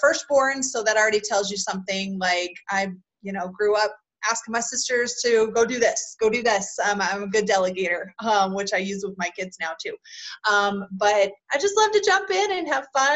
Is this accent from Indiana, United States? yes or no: no; Kentucky, United States; now in Utah, United States; I'm originally from Kentucky and now live out in Utah.